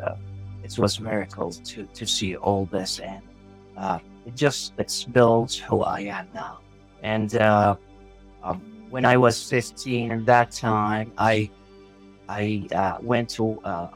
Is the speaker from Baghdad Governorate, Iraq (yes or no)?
yes; Baghdad, Baghdad Governorate, Iraq; English is a second language; moved away as an adult; now in San Diego, United States; I born and raised in Baghdad, and I moved to San Diego in 2007